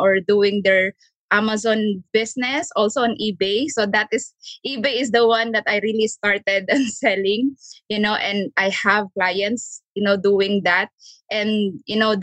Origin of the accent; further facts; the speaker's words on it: Philippines; moved away as an adult; now in United States; I'm a Filipina